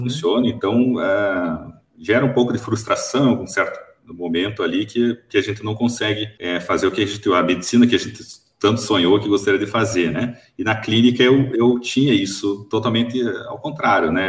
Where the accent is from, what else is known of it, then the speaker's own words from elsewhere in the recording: Curitiba, Paraná, Brazil; moved away as an adult; now in Toledo, Brazil; morava em Curitiba até então, sou natural de Curitiba, capital do Paraná